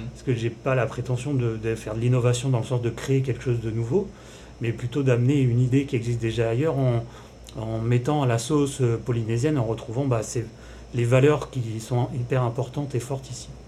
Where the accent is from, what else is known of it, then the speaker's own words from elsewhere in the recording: Paris, Île-de-France, France; moved away as an adult; je suis parisien, je suis arrivé il y a quelques mois au, au Fénois